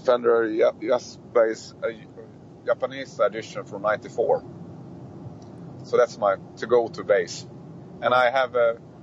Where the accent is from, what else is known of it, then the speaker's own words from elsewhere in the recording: Sweden; we are from Sweden